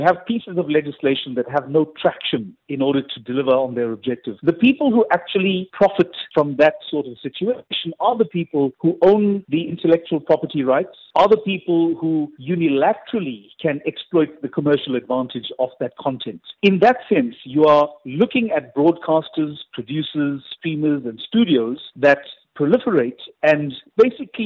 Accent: South Africa; we also don't even have a right to earn royalties on our work as South African actors.

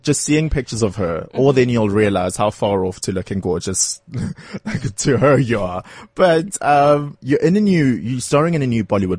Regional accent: Durban, KwaZulu-Natal, South Africa; I'm also from Durban. I love my home city

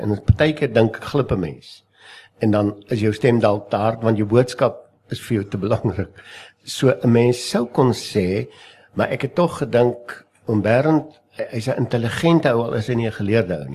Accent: South Africa; ons as Afrikaner, ons as Suid-Afrikaners

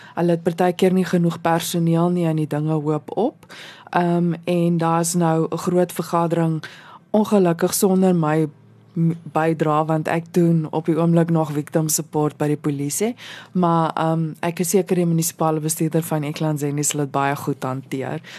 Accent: South Africa; Ons is nou Suid-Afrikaners

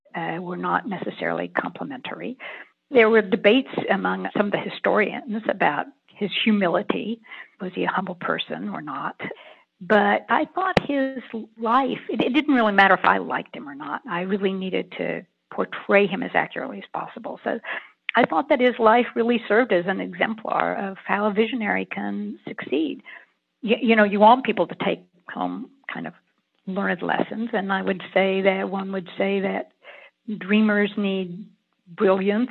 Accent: Kingsport, Tennessee, United States; my hometown of Kingsport, which is in the Appalachian region of East Tennessee

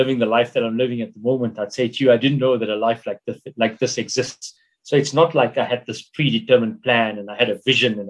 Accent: Emalahleni, Mpumalanga, South Africa; we grew up in Linville, which was this township

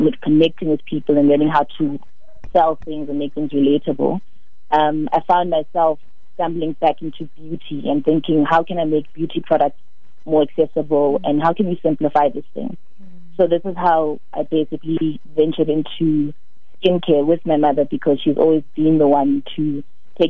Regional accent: Soweto, Gauteng, South Africa; I'm born and raised in Soweto

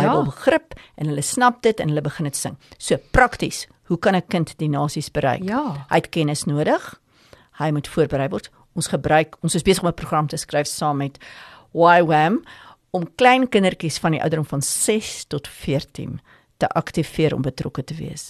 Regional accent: South Africa; ek is 'n Afrikaner, ons bly in Afrika

